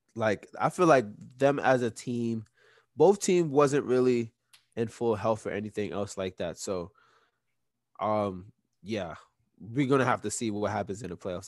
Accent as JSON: {"language": "English", "region": "New York", "country": "United States", "said": "we from New York. We're all from New York."}